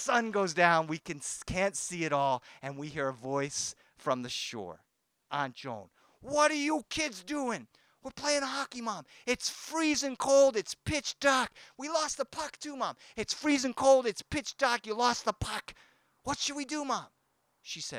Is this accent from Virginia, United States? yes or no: no; Boston, Massachusetts, United States; born or raised there; now in Los Angeles, United States